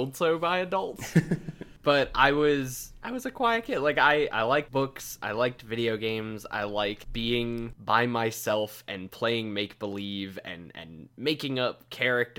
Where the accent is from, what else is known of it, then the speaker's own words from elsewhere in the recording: Minneapolis, Minnesota, United States; I grew up in the suburbs of Minneapolis, Minnesota.